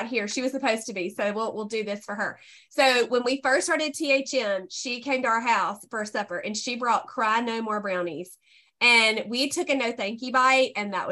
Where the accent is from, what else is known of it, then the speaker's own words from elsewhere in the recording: Mississippi, United States; I'm born here, still here, Mississippi